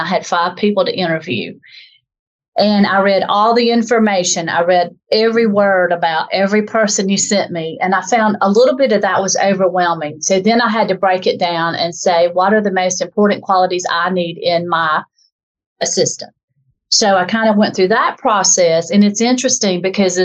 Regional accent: the South, United States; accent: southern; as you can probably tell from my dialect, I'm from the South in a southern part of the United States

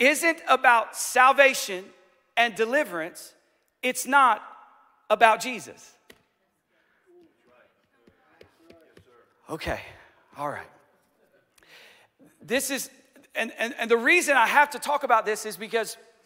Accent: United States; as American Christians

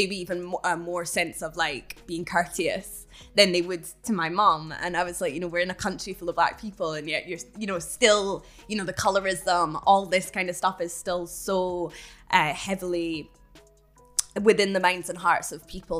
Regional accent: Edinburgh, Scotland, United Kingdom; growing up in Edinburgh

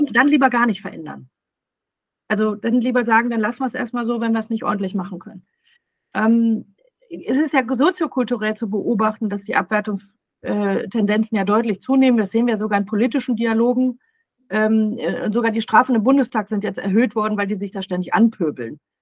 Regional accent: Ruhr area, North Rhine-Westphalia, Germany; ich komme aus dem Ruhrpott

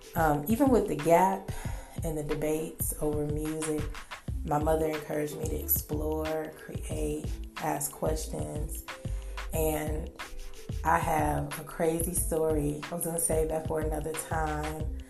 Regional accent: Milwaukee, Wisconsin, United States; I was born in the Midwest, Milwaukee, Wisconsin, circa 1970 something

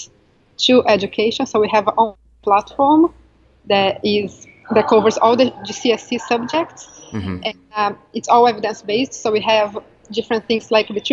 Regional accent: Brazil; moved away as an adult; now in London, United Kingdom; I'm from Brazil

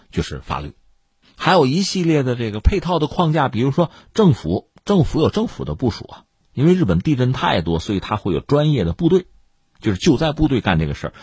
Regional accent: Tangshan, Hebei, China; 我就是唐山人

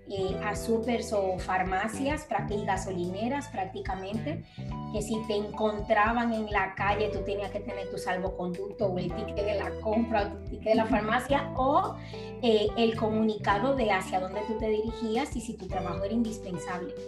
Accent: Dominican Republic; now in Mallorca, Spain

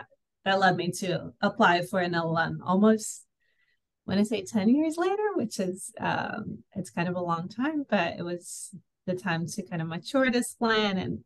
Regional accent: Brazil; also born or lived in Rio de Janeiro; I'm from Brazil.

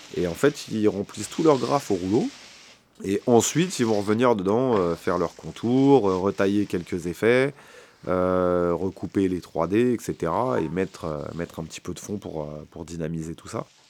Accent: Paris, Île-de-France, France; chez nous à Paris

